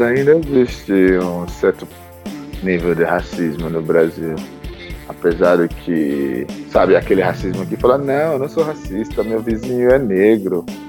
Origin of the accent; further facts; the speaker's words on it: Lagos, Nigeria; Portuguese is a second language; moved away as an adult; also born or lived in Owerri, Nigeria; now in Brazil; Eu, eu cresci em Lagos, mas eu venho de cidade chamada Owerri, mas eu cresci em Lagos.